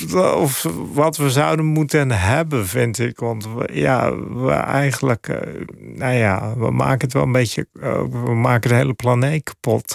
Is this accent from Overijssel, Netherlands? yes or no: no; Papendrecht, South Holland, Netherlands; moved away as an adult; also born or lived in Amsterdam / New York; now in Finland; Ik ben ook opgegroeid in de Belt in Papendrecht in Holland.